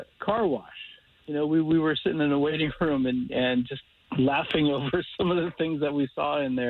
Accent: Casselberry, Florida, United States

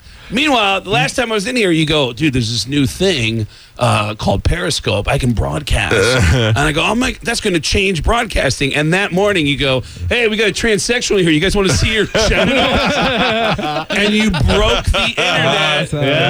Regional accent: Mount Vernon, New York, United States; I grew up in the Bronx, in Mount Vernon, right next

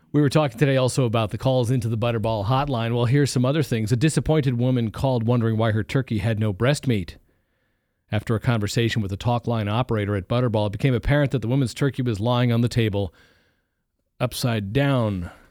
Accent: East Coast, United States; now in Ohio, United States; I grew up on the East Coast

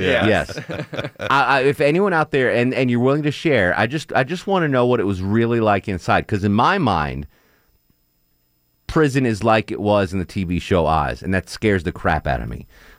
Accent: Texas, United States; Growing up in Texas, in quotes, who do people from Texas make fun of?

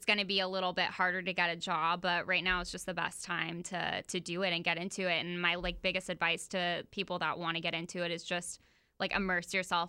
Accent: Oviedo, Florida, United States; now in Jacksonville, United States; I'm from Oviedo, and I went to Oviedo High School, and really small town

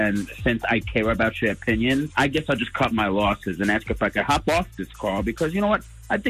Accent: New Jersey, United States; also born or lived in Jacksonville, Florida; now in Middleburg, United States; I'm from Jersey

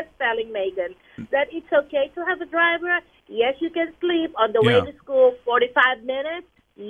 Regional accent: Philippines; moved away; I grew up in the Philippines, and I grew up with a driver.

